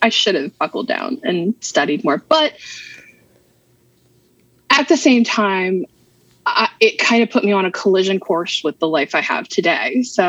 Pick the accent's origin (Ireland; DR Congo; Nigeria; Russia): Ireland; I'm Irish. I have 2 shades, white and red.